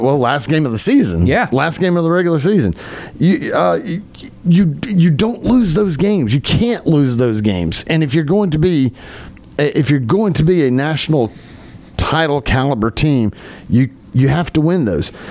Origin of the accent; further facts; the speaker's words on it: Columbus, Georgia, United States; my hometown is famous for inventing a style of hot dog that is now known throughout Georgia.